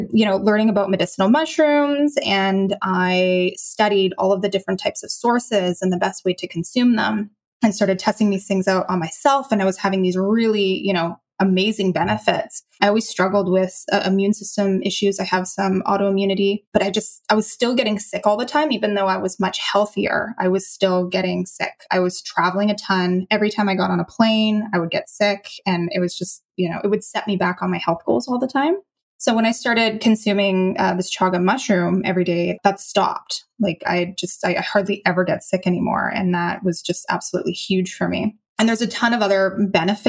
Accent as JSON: {"language": "English", "country": "Canada", "also_born_or_lived": "Malaysia", "moved": "as an adult", "said": "I'm from Canada"}